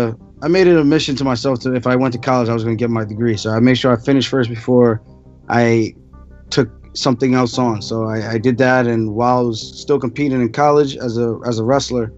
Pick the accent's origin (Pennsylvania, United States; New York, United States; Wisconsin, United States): New York, United States; Uniondale; also born or lived in Roosevelt, New York; I grew up in Long Island, New York. Lived in Roosevelt for a few years, and moved over to Uniondale, New York, which is also on Long Island